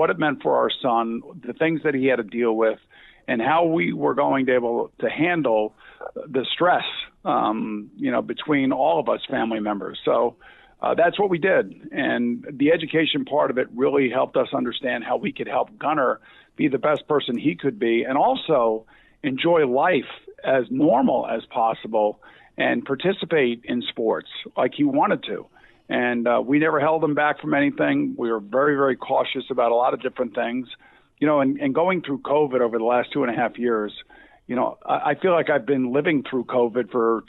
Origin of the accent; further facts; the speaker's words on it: Long Island, New York, United States; I grew up in Long Island